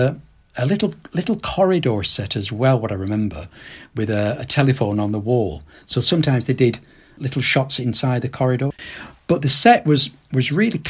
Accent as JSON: {"language": "English", "town": "Accrington", "region": "North West England", "country": "United Kingdom", "tie": "born or raised there", "said": "I live and I'm from Accrington itself."}